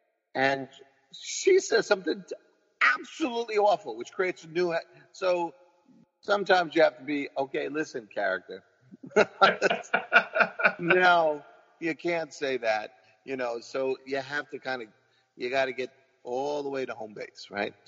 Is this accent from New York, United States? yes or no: yes; New York City, New York, United States; I'm a mutt, right? But I am, man. You know, I'm Irish. You know, for my whole life, I thought I was Irish and Spanish. It's actually Portuguese. That's what I find out. Because my mom doesn't know anything. God bless her. But all of that was filtered through the Bronx, you know.